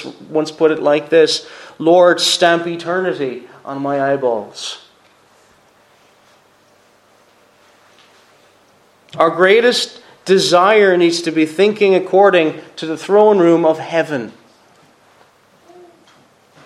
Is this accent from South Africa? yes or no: no; Cork, Munster, Ireland; moved away; I'm not from here, I'm originally from Cork